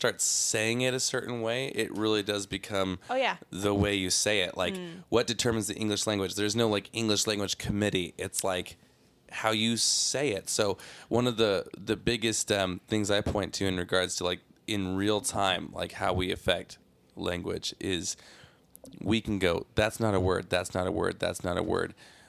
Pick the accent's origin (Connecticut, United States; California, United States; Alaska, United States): California, United States; Seaside; born there; I was born in Seaside, California, which is essentially Salinas, California.